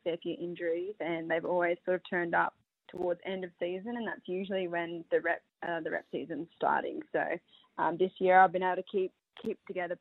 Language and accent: English; Rockhampton, Queensland, Australia; now in Newcastle, Australia; I'm from Rockhampton, so it's nice and slow for me